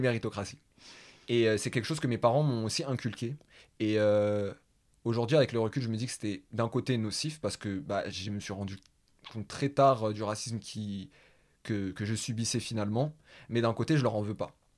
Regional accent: Paris, Île-de-France, France; je suis du 19e arrondissement de Paris.

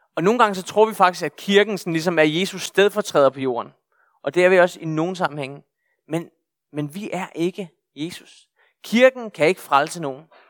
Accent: Bornholm, Capital Region of Denmark, Denmark; jeg er bornholmer, ret i bornholmer, og er født og opvokset her på Bornholm

